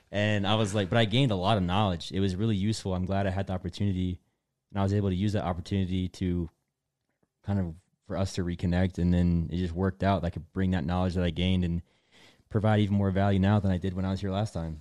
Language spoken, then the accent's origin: English; Delaware, United States; moved away; also born or lived in North Carolina; I'm from Delaware, which is where I moved to the first time